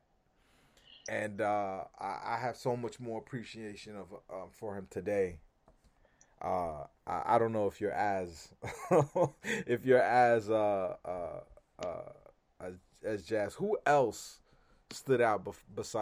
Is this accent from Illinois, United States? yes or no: no; California, United States; growing up in California, I didn't live in Northern California